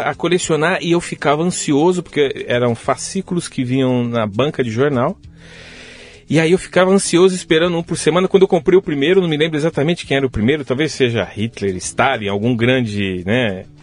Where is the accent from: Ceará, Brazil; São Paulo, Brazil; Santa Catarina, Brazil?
São Paulo, Brazil; Carapicuíba; also born or lived in Osasco; Eu nasci em Osasco, mas eu fui criado em Carapicuíba, então região é. metropolitana aqui de São Paulo, periferia de verdade.